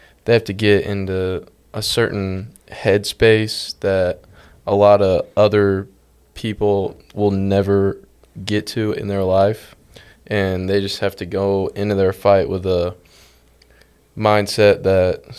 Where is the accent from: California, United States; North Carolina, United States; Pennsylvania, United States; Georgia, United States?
Georgia, United States; Woodstock; I'm a junior from Woodstock, Georgia. Lived there my whole life.